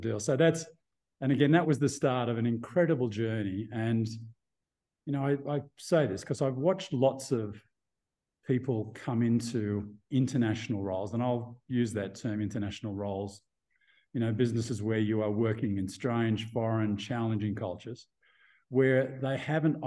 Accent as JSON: {"language": "English", "country": "Australia", "tie": "born or raised there", "also_born_or_lived": "Singapore / Thailand / Vietnam / Hong Kong", "moved": "as an adult", "lives_now": "Mexico", "said": "I am about as Australian as you'll get, Aussie by birth"}